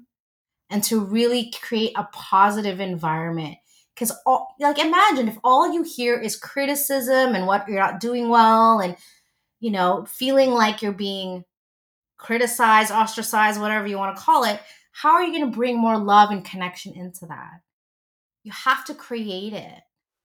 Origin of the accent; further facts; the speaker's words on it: Philippines; I'm Filipino